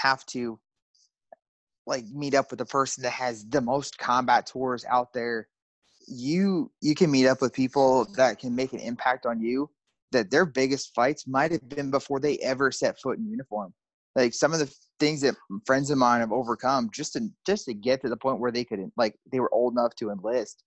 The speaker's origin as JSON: {"language": "English", "region": "Pennsylvania", "country": "United States", "tie": "born or raised there", "moved": "as an adult", "lives_now": "Texas, United States", "said": "my home state in Pennsylvania, here in Texas"}